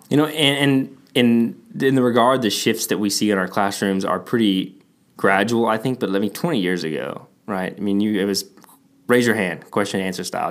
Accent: Texas, United States; I'm from Texas

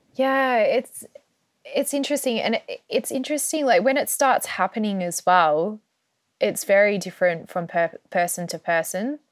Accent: Australia; moved away as an adult; also born or lived in Melbourne; now in United Kingdom; I grew up in Australia, I was born in Australia

